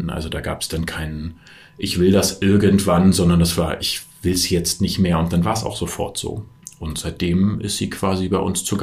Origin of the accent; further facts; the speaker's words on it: Berlin, Germany; also ich bin aus Berlin und bin in Berlin geboren und aufgewachsen, habe vor vielen, vielen Jahren schon eine Wohnung im Prenzlauer Berg gekauft